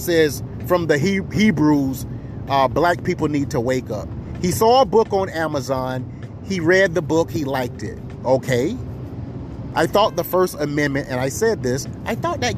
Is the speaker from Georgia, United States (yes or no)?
no; South Carolina, United States; I'm from the South, South Carolina